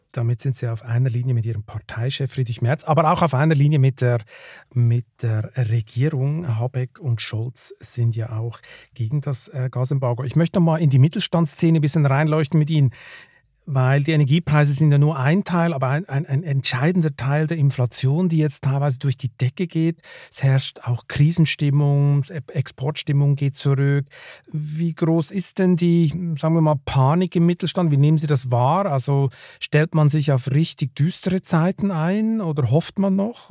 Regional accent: Switzerland; now in Germany; gerade ich als Schweizer, als ich hierher gekommen bin

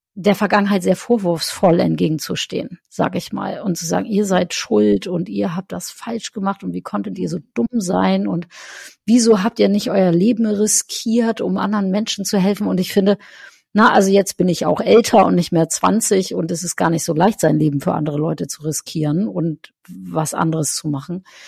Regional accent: North Frisia, Schleswig-Holstein, Germany; wo ich herkomme, aus Nordfriesland

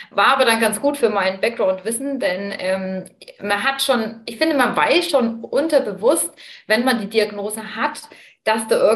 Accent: Bamberg, Bavaria, Germany; ich komme aus Bamberg

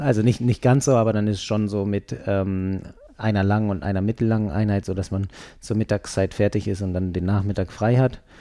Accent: Berlin, Germany; now in Hamburg, Germany; ich komme aus Berlin

